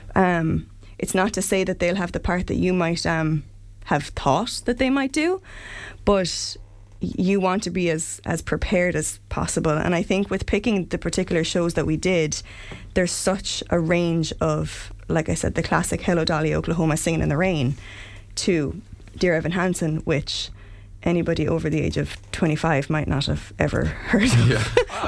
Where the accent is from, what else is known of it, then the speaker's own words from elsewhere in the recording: Limerick, Munster, Ireland; I'm from Limerick, not from not from Clare.